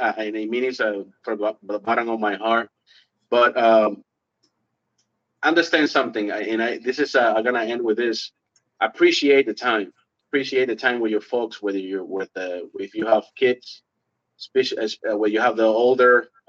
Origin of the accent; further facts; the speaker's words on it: Miami, Florida, United States; now in Clermont, United States; Well, I moved from Miami 2 years ago as well to Orlando.